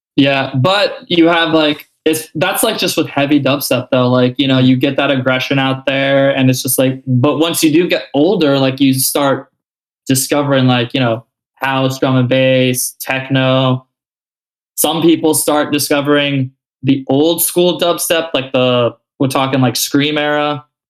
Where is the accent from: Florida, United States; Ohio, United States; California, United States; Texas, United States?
Florida, United States; South; I'm not the only like South Florida person